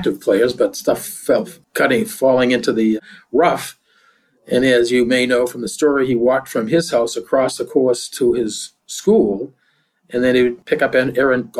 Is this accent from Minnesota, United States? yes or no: no; Boston, Massachusetts, United States; this is Boston, of course, I grew up in West Roxbury